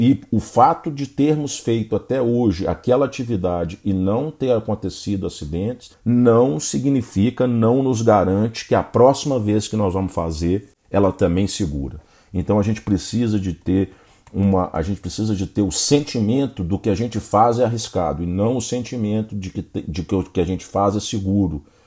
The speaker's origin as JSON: {"language": "Portuguese", "country": "Brazil", "said": "nós, como bons brasileiros"}